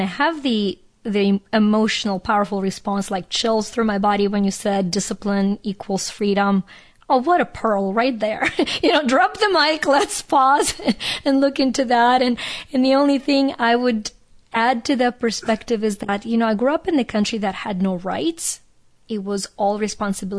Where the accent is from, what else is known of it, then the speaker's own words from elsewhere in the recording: Ukraine; moved away; I grew up in Ukraine, that was a part of the Soviet Union